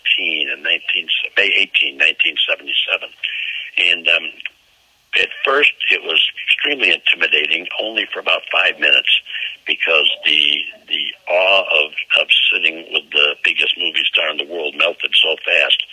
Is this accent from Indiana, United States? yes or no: no; Chicago, Illinois, United States; I'm from Chicago